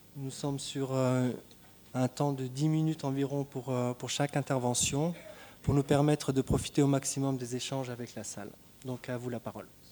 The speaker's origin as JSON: {"language": "French", "country": "Tunisia", "said": "je suis tunisien"}